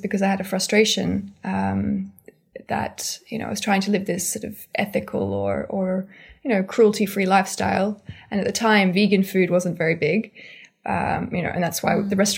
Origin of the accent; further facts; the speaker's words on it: Sydney, New South Wales, Australia; moved away as an adult; also born or lived in Paris, France / Geneva, Switzerland; now in London, United Kingdom; I grew up in Australia until I was about 20